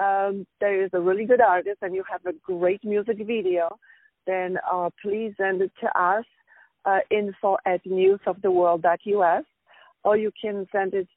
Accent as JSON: {"language": "English", "country": "Poland", "tie": "born or raised there", "moved": "yes", "lives_now": "United States", "said": "I'm from Poland. I was born in Poland, and I'm in the States for over 20 years."}